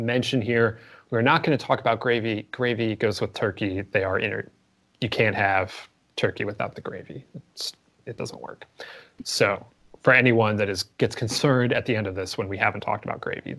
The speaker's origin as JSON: {"language": "English", "region": "Midwest", "country": "United States", "said": "I'm from the Midwest"}